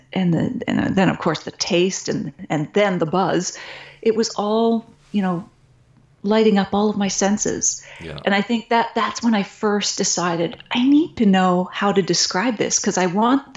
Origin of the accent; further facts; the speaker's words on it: Nova Scotia, Canada; I grew up on the East Coast in Nova Scotia